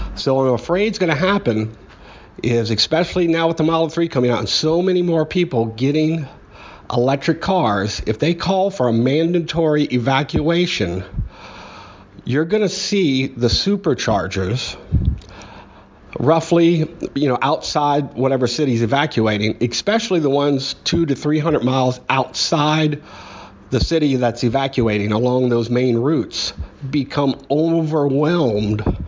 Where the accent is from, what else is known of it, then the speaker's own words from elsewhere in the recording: New Orleans, Louisiana, United States; I'm from New Orleans